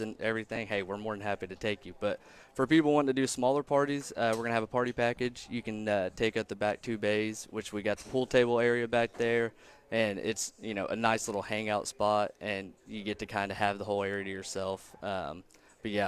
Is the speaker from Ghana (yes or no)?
no; Chelsea, Oklahoma, United States; my brother and I both, you know, we grew up in Chelsea.